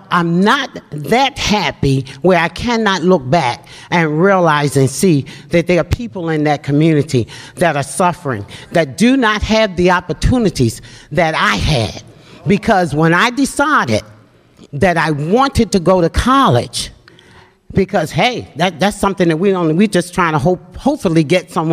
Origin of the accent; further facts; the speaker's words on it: Baltimore, Maryland, United States; as a kid, I grew up in West Baltimore in the Mondawmin Mall area